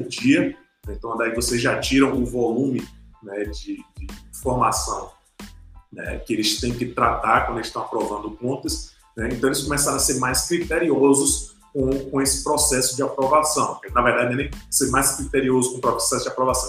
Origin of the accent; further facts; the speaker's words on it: Brazil; a gente como brasileiro